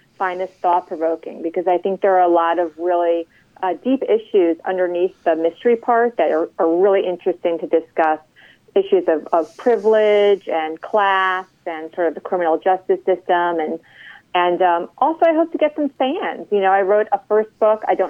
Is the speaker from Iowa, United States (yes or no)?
no; New York, United States; now in Washington, D.C., United States; I grew up in New York